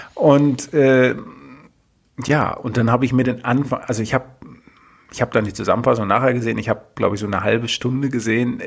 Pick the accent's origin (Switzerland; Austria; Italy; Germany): Germany; Berlin; als Berliner